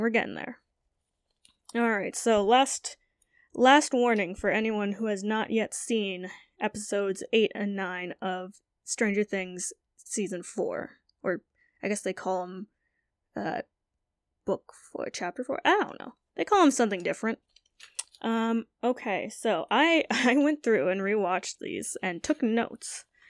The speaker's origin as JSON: {"language": "English", "region": "New England", "country": "United States", "also_born_or_lived": "Southern Vietnam", "said": "I, I'm a New Englander, so, you know, I'm used to, like, hot, humid weather or really cold and dry weather."}